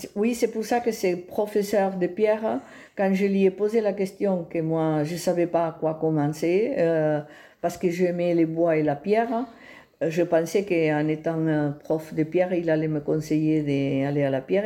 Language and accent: French; Val d'Aran, Catalonia, Spain; French is a second language; moved away as an adult; also born or lived in Pallars / Tarragona; je suis née au Val d'Aran. Euh, et j'ai fait ma, mon infantesse là. Je suis restée là jusqu'à que je me suis mariée